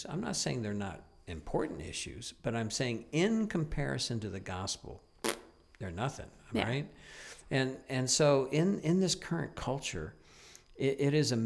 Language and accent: English; United States; moved away as an adult; now in Niagara, Canada; being an American up here in Canada